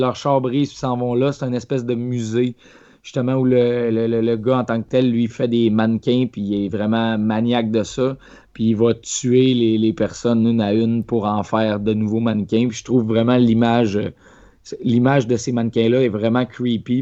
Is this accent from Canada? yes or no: yes; Quebec, Canada; Quand j'étais jeune, au Lac-Saint-Jean, où je restais